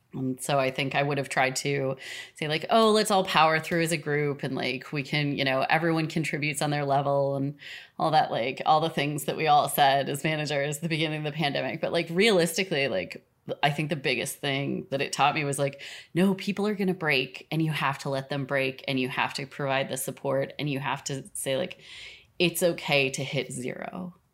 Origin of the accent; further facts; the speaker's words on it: Minnesota, United States; I grew up in Minnesota.